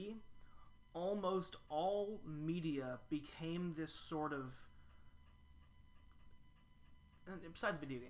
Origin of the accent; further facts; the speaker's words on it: Louisville, Kentucky, United States; I'm from Louisville